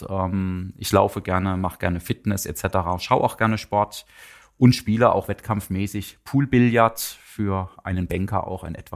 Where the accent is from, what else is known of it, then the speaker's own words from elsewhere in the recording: Ettlingen, Baden-Württemberg, Germany; Ähm, genau genommen bin ich nicht in Karlsruhe aufgewachsen, sondern in einem kleinen Nebenort in Ettlingen. Das ist in der Nähe von Karlsruhe.